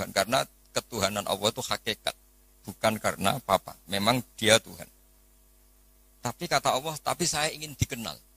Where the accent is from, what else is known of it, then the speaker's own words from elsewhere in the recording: Java, Indonesia; Nah sekarang problem kita adalah karena kita orang Jawa.